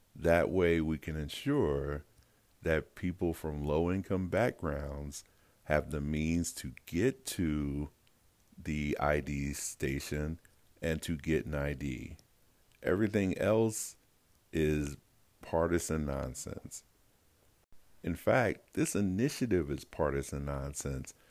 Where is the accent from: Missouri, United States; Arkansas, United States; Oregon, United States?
Missouri, United States; also born or lived in South Dakota; my home state of Missouri